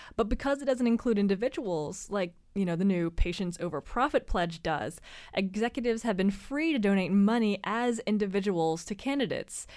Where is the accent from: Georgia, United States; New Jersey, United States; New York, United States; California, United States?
Georgia, United States; my home state of Georgia